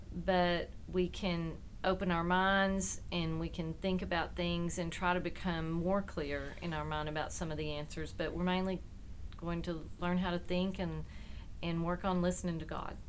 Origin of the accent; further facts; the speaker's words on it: Sulphur Springs, Texas, United States; also born or lived in McKinney, Texas; I also grew up in East Texas